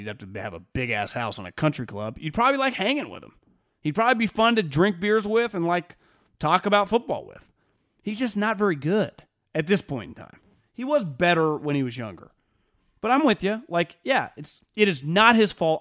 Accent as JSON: {"language": "English", "town": "Sacramento", "region": "California", "country": "United States", "tie": "born or raised there", "said": "I grew up in the Sacramento area"}